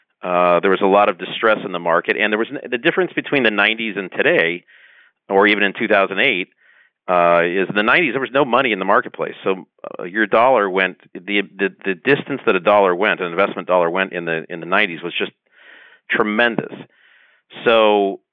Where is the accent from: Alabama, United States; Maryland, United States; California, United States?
California, United States; Los Angeles; also born or lived in San Diego; I grew up in Southern California, specifically the San Fernando Valley.